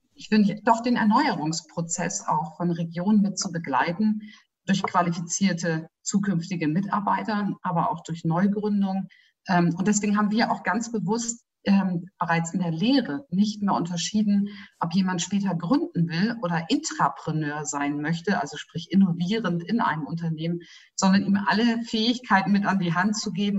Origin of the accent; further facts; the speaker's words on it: Northern Germany, Germany; now in Bayreuth, Germany; ich komme ja selber aus Norddeutschland und ich bin ja schon seit vielen Jahren auch Wahlbereuterin